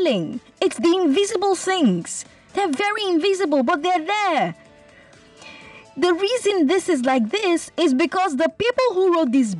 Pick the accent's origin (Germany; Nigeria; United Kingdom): Nigeria; Port Harcourt, Rivers State; I grew up in Port Harcourt